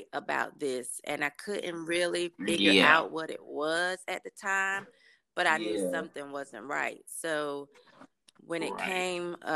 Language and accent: English; Durham, North Carolina, United States; I'm from Durham, North Carolina